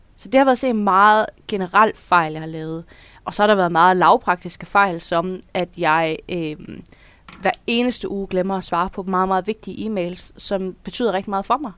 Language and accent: Danish; Denmark; now in Horsens, Denmark; jeg, jeg er jyde